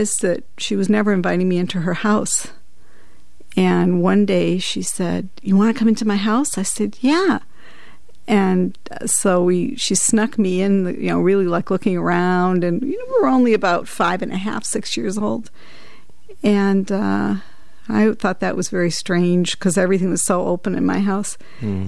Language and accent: English; Springfield, Massachusetts, United States; also born or lived in Freeport, Pennsylvania; I was born in Springfield, Massachusetts. Mm-hmm. I left right after I was born and lived in Freeport, Pennsylvania